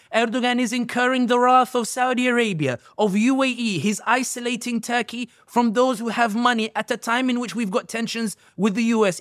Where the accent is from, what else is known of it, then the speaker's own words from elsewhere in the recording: London, United Kingdom; somebody born and raised in London